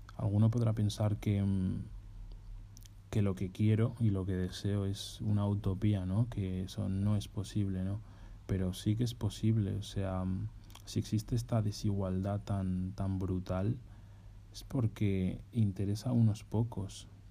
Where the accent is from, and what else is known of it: Spain; moved away as an adult